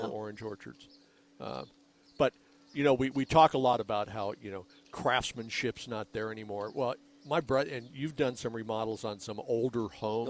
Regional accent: Rancho Ventura, Arizona, United States; the subdivision of the house that I grew up

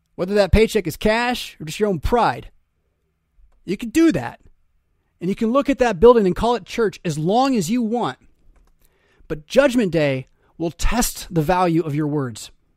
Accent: United States; as American Christians

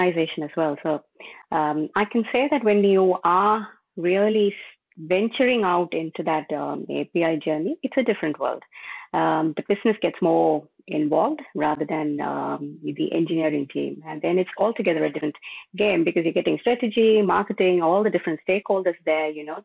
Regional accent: Melbourne, Victoria, Australia; I'm from Melbourne, Australia.

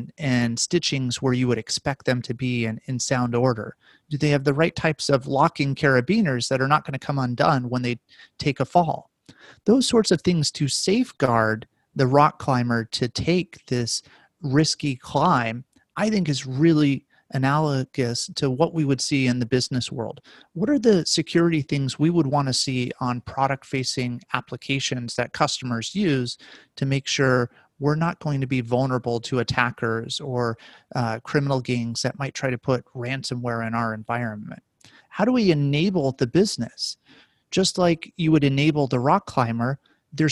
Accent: Las Vegas, Nevada, United States; I grew up in Las Vegas

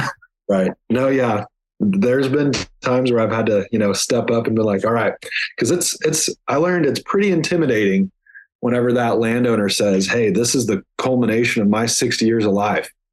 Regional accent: Kingfisher, Oklahoma, United States; I grew up in Kingfisher, Oklahoma, which was northwest Oklahoma, and uh, grew up on a farm

